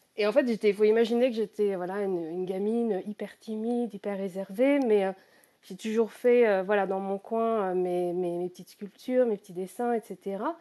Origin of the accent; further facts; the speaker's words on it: Normandy, France; moved away as an adult; now in United Kingdom; je suis à la base, je suis normande, donc je, vis en fait près de la, mer, à côté du Mont Saint-Michel. Donc, euh, j'ai passé tous mes week-ends en tant qu'enfant